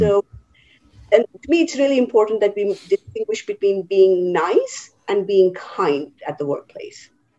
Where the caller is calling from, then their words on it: New Jersey, United States; So I am in my home office in New Jersey. Been in New Jersey for about 5 years now.